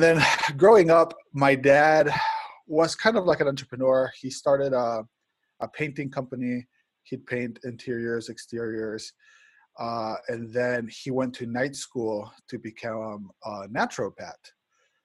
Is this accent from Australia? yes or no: no; Spain; moved away; I grew up in Spain